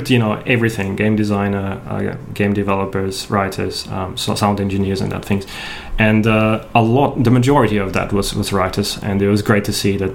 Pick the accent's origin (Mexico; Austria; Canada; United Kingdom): Austria; first language German; English is a second language; moved away as an adult; now in Australia; I'm a native German speaker. I'm from Austria originally. I moved to Australia in 2006, so quite a while ago, but yeah, both grew up in Austria